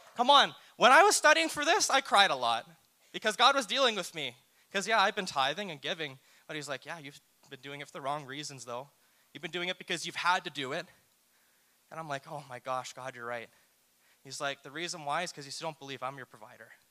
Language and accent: English; New Brunswick, Canada; I'm from New Brunswick and I went to a church there growing up